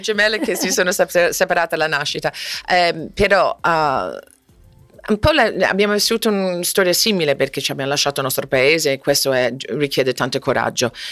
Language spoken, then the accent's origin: Italian; Florida, United States; Italian is a second language; moved away as an adult; also born or lived in Wichita, Kansas; now in Rome, Italy; Wichita, Kansas, conosco molto bene il tornado, eh, i cani piccoli, eh, poi sono cresciuta anche in Florida